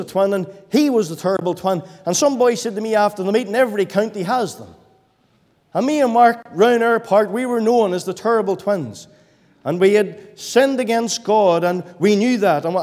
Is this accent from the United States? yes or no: no; Bellaghy, Northern Ireland, United Kingdom; I was born and raised in Balake